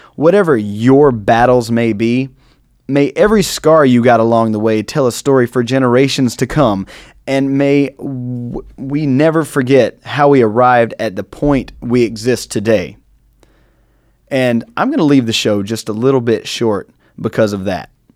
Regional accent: North Carolina, United States; I am from North Carolina, a major Confederate state.

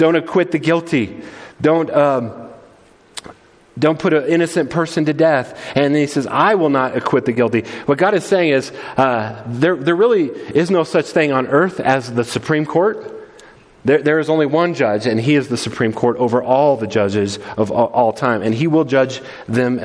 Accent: United States; The beautiful thing about being American

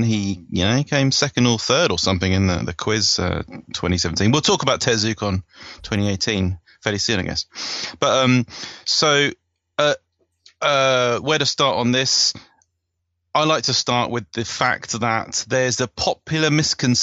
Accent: United Kingdom; as a British person

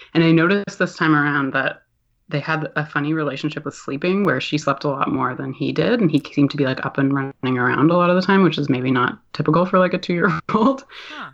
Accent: Toronto, Ontario, Canada; moved away as an adult; now in Halifax, Canada; I'm from Toronto

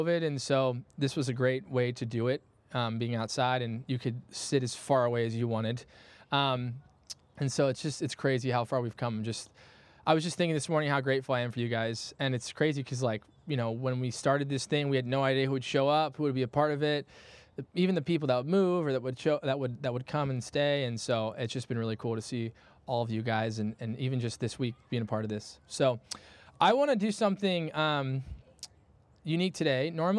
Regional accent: Midwest, United States; I'm a Midwesterner, all right? I'm dedicated to this regardless of the weather.

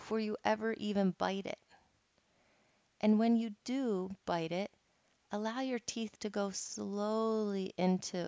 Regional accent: Philadelphia, Pennsylvania, United States; moved away; I'm from Philadelphia, and everything there is super fast-paced

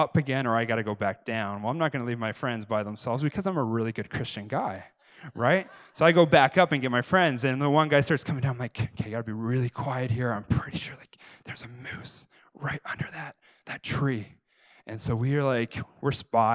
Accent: Canada; I'm Canadian

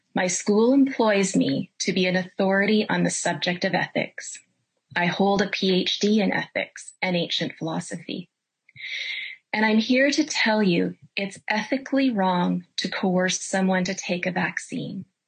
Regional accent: Canada; I'm a Canadian

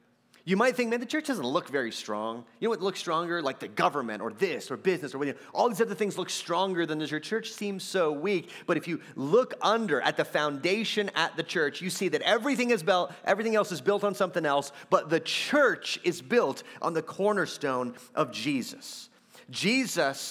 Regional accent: Texas, United States; I'm from Texas

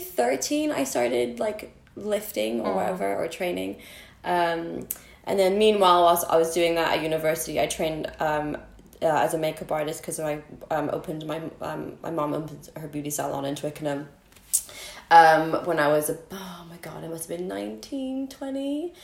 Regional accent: United States; moved away; So I was born here and then I moved to America when I was 6-7 and then I grew up there, went to school, graduate

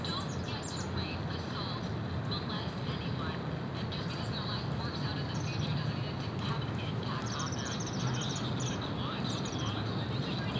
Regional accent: Massachusetts, United States; moved away; I'm originally from Massachusetts

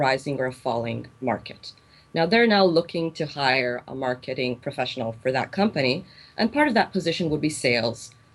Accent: Israel; also born or lived in South Korea; I came back to my home country after finishing my MBA

